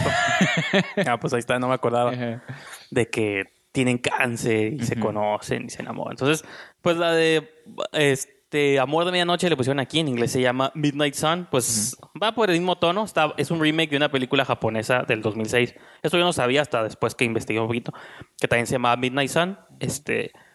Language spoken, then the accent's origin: Spanish; Mexico; now in Tijuana, Mexico; aquí en mi país